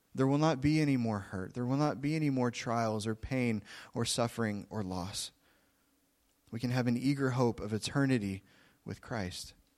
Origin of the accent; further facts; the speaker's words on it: Oklahoma, United States; I'm from Oklahoma. I'm a Southern boy.